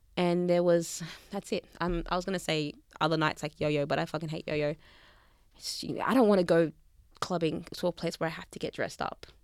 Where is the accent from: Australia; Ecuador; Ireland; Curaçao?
Australia; Melbourne, Victoria; accent: Aussie; I'm from Melbourne.